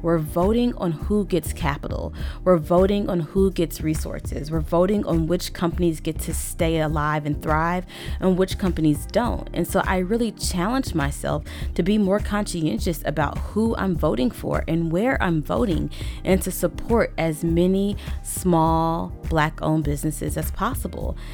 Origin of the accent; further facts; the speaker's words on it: Little Rock, Arkansas, United States; I grew up in Little Rock, Arkansas